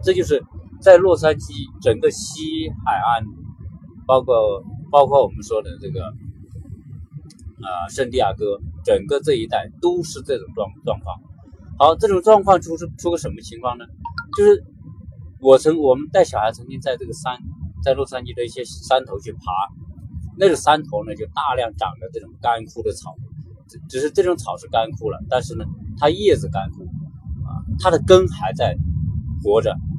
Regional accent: China; now in Los Angeles, United States; 我们中国人，来到美国

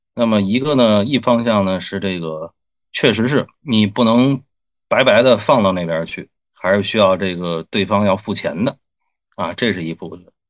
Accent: China; 我们中国人

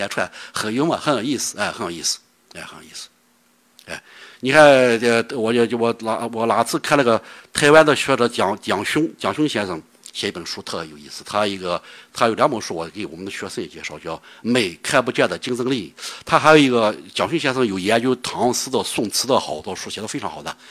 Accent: Shaanxi, China; accent: Shaanxi; 我说干脆说陕西话，以我一口纯正的陕西话说出来，他们说哦，你是塔城人，尼勒克人。我说我不是，我是陕西人。

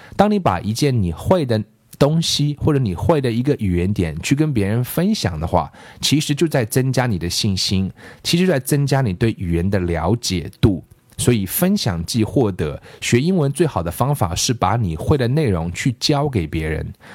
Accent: China; 我们中国人都有句谚语

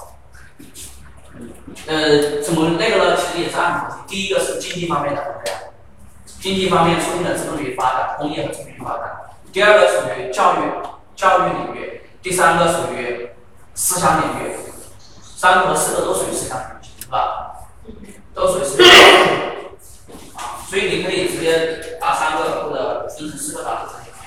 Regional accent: Guangdong, China; 然后就出现了我们广东人。

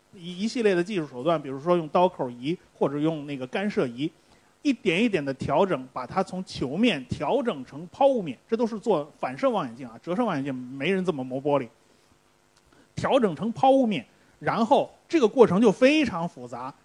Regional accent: China; 我们中国人做肉都是放酒的

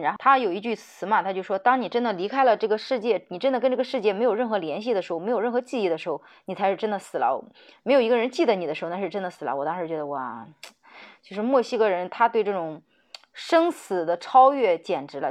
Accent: China; 当时作为一个中国人

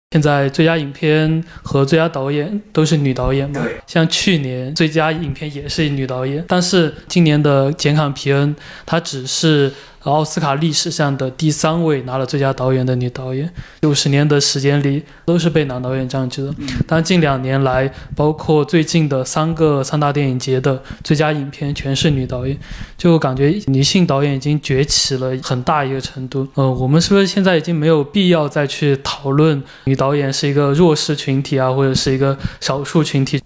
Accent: China; 我是一个中国人

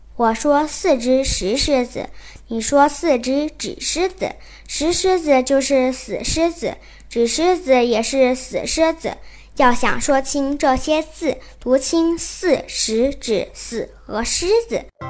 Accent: southern China, China; accent: southern; also born or lived in Pinggu, Beijing; now in Beijing, China; 我是南方人

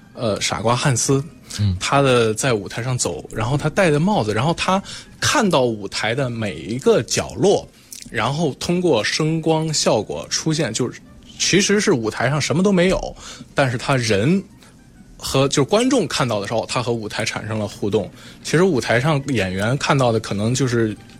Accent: Zhengzhou, Henan, China; now in Beijing, China; 我是河南郑州的，从小在郑州长大

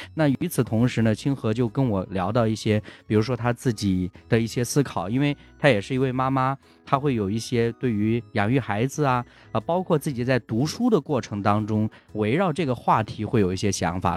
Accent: Henan, China; 我也是河南的

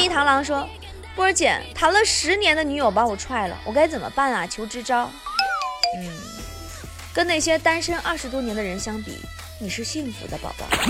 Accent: China; 我们中国人啊，就这点好

